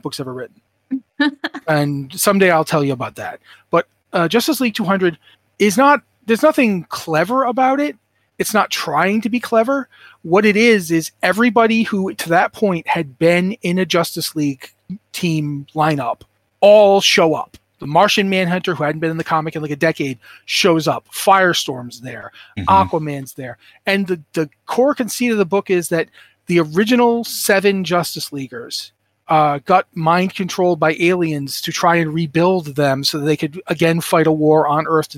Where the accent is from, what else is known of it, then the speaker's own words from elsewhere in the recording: Rhode Island, United States; I'm from Rhode Island